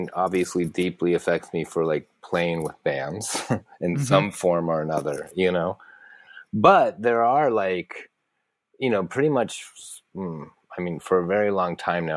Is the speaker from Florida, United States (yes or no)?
yes; St. Petersburg, Florida, United States; moved away as an adult; also born or lived in Gainesville, Florida / Tampa, Florida; now in New York City, United States; I basically, like, formative years going to school, moved to basically Central Florida, like Tampa, St. Petersburg.